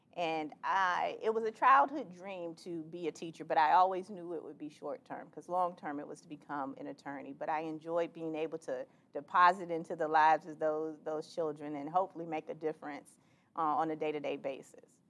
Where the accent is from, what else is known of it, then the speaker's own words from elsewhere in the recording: Miami, Florida, United States; moved away as an adult; now in Jacksonville, United States; I grew up in Miami in an unincorporated area called Carroll City